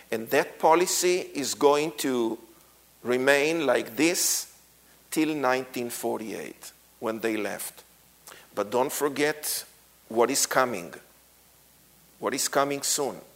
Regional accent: Israel; how we grew up in Israel

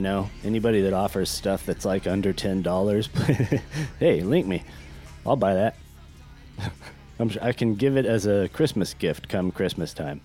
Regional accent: Northern California, United States; also born or lived in Long Beach, California; I spent a great deal of my life in Northern California, in a very idyllic, little, cute, beautiful town

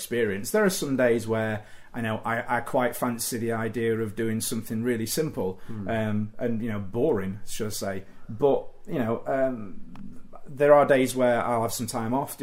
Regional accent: Doncaster, Yorkshire and the Humber, United Kingdom; I grew up in Doncaster, and it was sort of the late 1980s

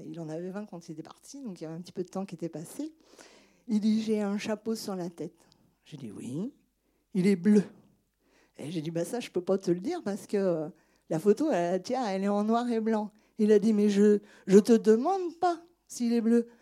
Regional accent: Angers, Pays de la Loire, France; je suis née à Angers

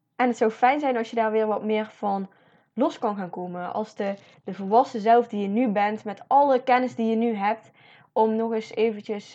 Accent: Netherlands

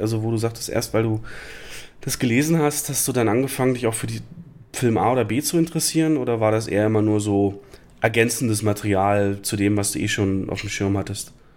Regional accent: Lusatia, Brandenburg, Germany; Ich komme ja aus der Lausitz in Brandenburg und da ist der Ort Cottbus

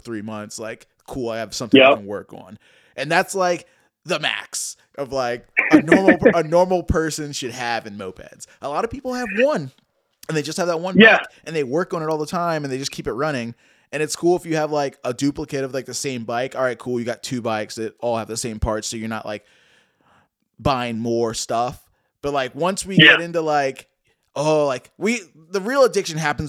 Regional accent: Richmond, Virginia, United States; I'm from Richmond, Virginia, and my scene here

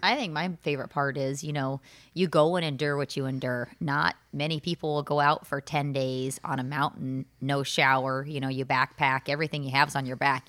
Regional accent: Southern Illinois, United States; I grew up in Southern Illinois and did not take a ton of vacations with my family growing up.

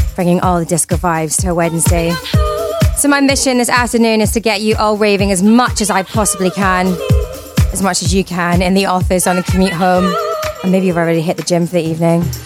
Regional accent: Glasgow, Scotland, United Kingdom; I'm from Glasgow Town, which is in Bonnie, Scotland

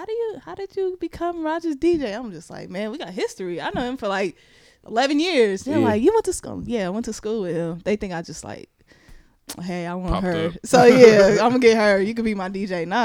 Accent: Richmond, California, United States; I'm from Richmond too

